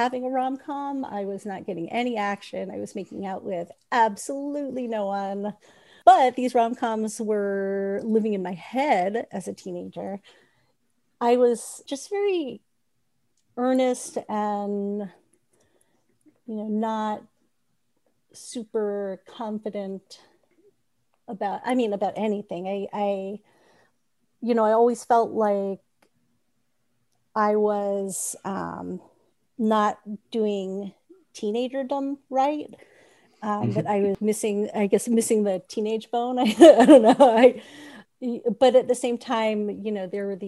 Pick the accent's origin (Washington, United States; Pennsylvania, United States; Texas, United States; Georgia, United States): Georgia, United States; Sandy Springs; now in Roswell, United States; I grew up in a suburb called Sandy Springs.